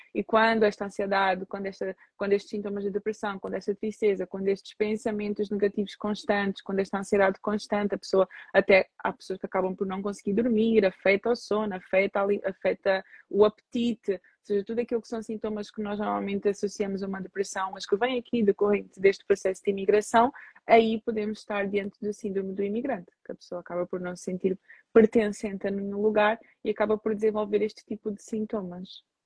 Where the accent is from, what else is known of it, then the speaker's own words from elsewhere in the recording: Portugal; nasci em Portugal, mas sou filha de imigrantes